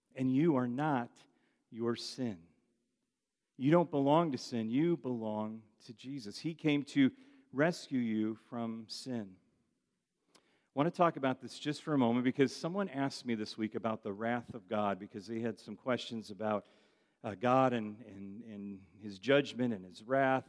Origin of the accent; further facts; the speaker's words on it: United States; I'm from the United States of America.